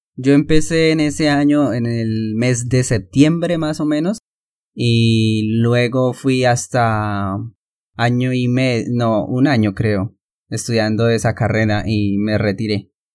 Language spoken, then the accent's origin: Spanish; Santander, Colombia; also born or lived in Barrancabermeja, Colombia; Mis padres se mudaron a vivir en el a una finca eh, aquí mismo en Santander